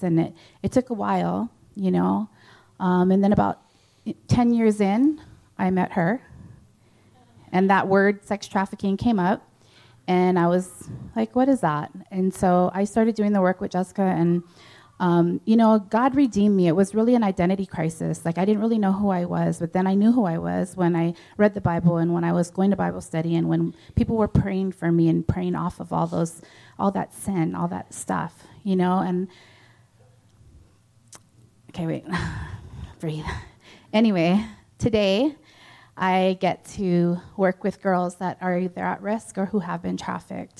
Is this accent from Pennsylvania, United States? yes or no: no; Hawaii, United States; I come from Hawaii, so that's how we greet